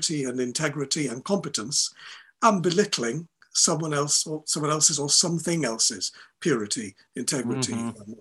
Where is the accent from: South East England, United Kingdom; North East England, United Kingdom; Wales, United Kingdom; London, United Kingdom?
Wales, United Kingdom; Welsh people, and I'm a Welsh person